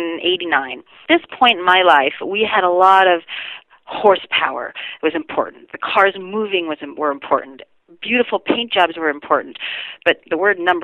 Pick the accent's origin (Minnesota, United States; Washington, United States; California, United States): Washington, United States; Renton; I was born in Renton, Washington, and my father was a hobbyist drag racer